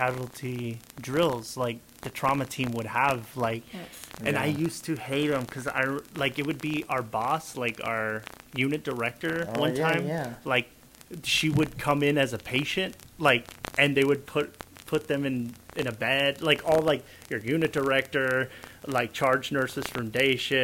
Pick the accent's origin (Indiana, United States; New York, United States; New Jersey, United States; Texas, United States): Texas, United States; El Paso; now in Washington, United States; when you come from, like, a community like El Paso